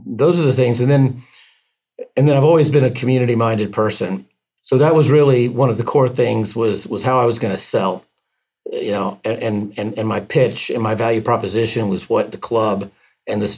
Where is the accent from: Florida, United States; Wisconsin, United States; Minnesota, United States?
Florida, United States; Tampa; My hometown